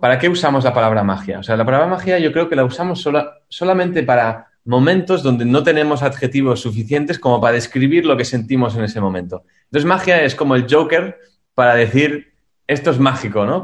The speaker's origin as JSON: {"language": "Spanish", "country": "Spain", "also_born_or_lived": "Germany", "moved": "yes", "said": "yo soy español"}